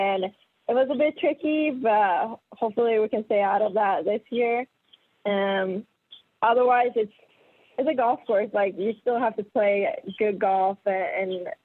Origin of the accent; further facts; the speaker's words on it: Gothenburg, Västra Götaland, Sweden; moved away as an adult; also born or lived in Florida; I'm from Sweden, born and raised in Gothenburg.